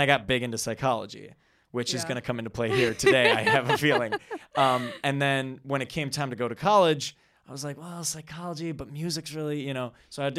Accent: Wisconsin, United States; So I'm a Midwest man. So I born and raised in the Wisconsin area.

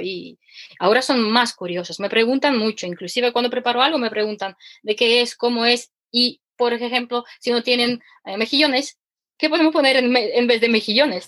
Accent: Ukraine; Spanish is a second language; now in Spain; mi acento peculiar que soy ucraniana

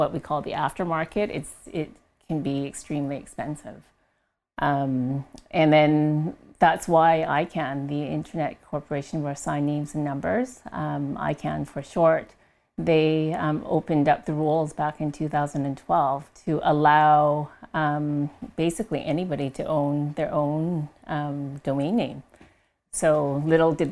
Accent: Canada

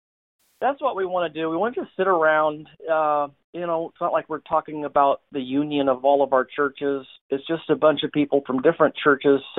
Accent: California, United States; I grew up in California my whole life. I can't get out of this state as hard as I try.

